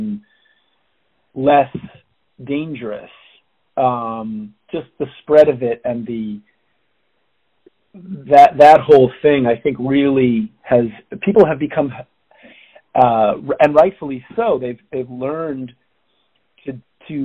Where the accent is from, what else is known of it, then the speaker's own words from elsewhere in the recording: Cambridge, Massachusetts, United States; also born or lived in New York City; now in Brooklyn, United States; I was born in New York City, raised in the Boston, Cambridge area